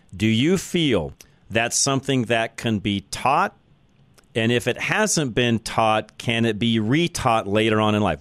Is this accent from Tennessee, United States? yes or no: no; Boulder, Colorado, United States; I am a native of, of Boulder, so uh, there's not too many of us around left